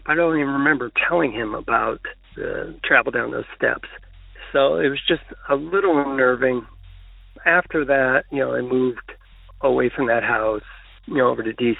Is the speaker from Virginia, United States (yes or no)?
yes; Arlington, Virginia, United States; also born or lived in Minnesota; when I grew up in Arlington, I ended up going to college in Minnesota, but I came back to Arlington to live after college